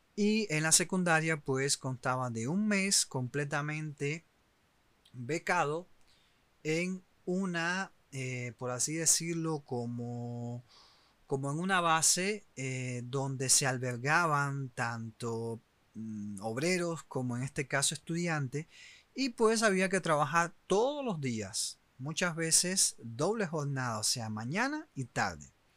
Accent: Cuba; moved away; los cubanos que eh, siguen estando en mi país

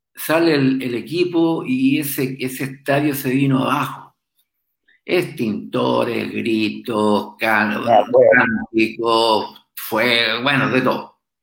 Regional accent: Chile; yo me crié ahí en el puerto, en los barcos

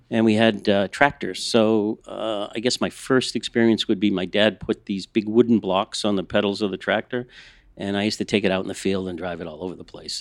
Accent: Boston, Massachusetts, United States; moved away as an adult; now in Los Angeles, United States; I'm from the East Coast. I'm a Boston kid

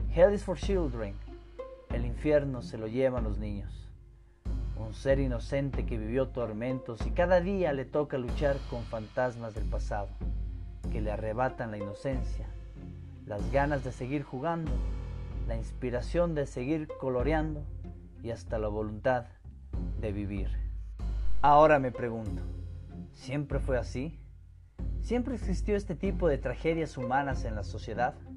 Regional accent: Ecuador; mi tierra, que me vio nacer

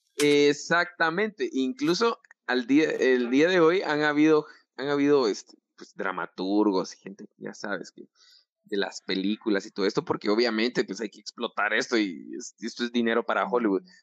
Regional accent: Guatemala; así somos los chapines

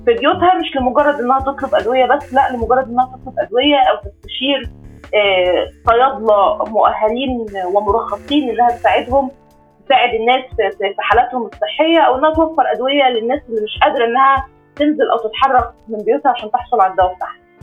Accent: Egypt; احنا حتى عندنا كمصريين

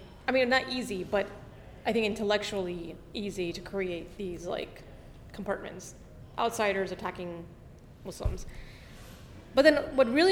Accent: Miami, Florida, United States; moved away; growing up in Miami

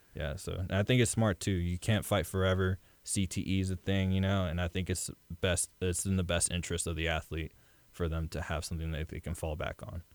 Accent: Webster, Texas, United States; I grew up in Webster

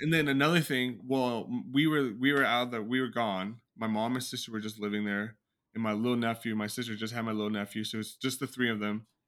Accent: California, United States; I was born in California.

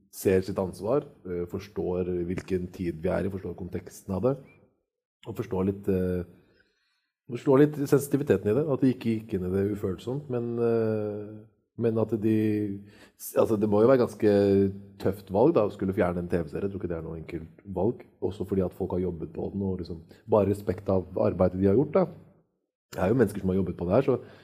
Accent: Norway; Jeg er født og oppvokst i Norge

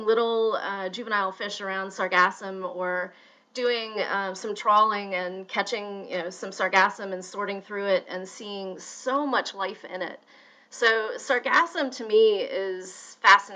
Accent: Louisville, Kentucky, United States; growing up in Louisville, Kentucky

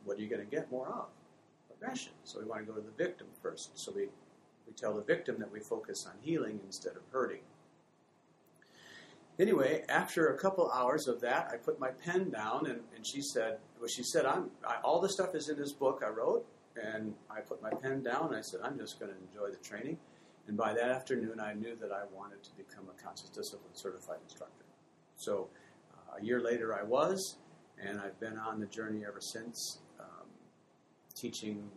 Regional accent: Fremont, Michigan, United States; moved away as an adult; also born or lived in Hamilton; I grew up in Fremont, Michigan, back in the, I guess, in the 60s

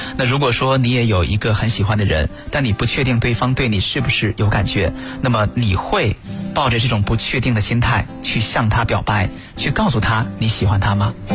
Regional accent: China; 我们中国人在这方面是比较含蓄的。

